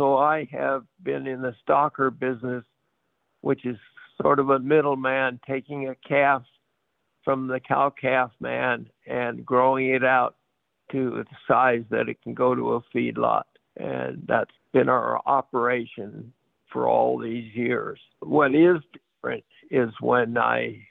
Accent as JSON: {"language": "English", "town": "Palo Alto", "region": "California", "country": "United States", "tie": "born or raised there", "also_born_or_lived": "San Luis Obispo, California / Paso Robles, California", "said": "I was born in San Luis Obispo, but raised in Palo Alto, went through their school system."}